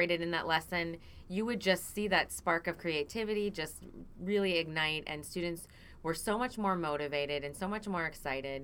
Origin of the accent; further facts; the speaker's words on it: Wisconsin, United States; I'm from Wisconsin